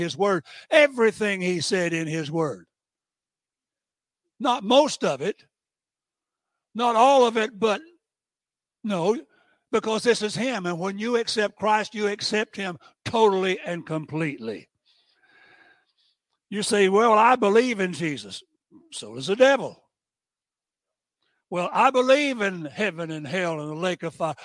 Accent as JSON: {"language": "English", "town": "Tampa", "region": "Florida", "country": "United States", "tie": "born or raised there", "also_born_or_lived": "Allentown, Pennsylvania", "moved": "as an adult", "said": "But I was born and raised in the South. I was born in Tampa. And you can't be more Southern than I'm Southern"}